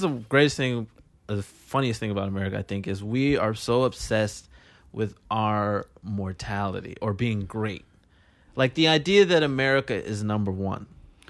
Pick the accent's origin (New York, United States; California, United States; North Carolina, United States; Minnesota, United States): California, United States; I'm from California.